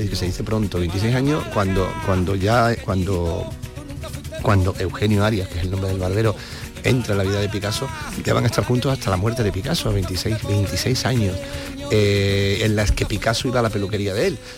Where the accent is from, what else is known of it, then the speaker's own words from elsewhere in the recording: Andalusia, Spain; claro, por los dos somos de Cádiz.